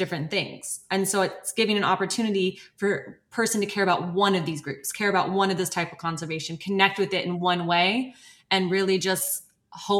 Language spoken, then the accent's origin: English; United States; born and raised in America